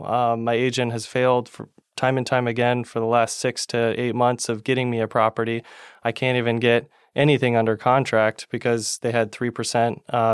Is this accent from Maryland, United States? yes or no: no; Palm Harbor, Florida, United States; when Tad, your son, and I mm-hmm. were growing up in Palm Harbor. It was a more of a sleepy town and not many people mm-hmm. knew about the Tampa Bay.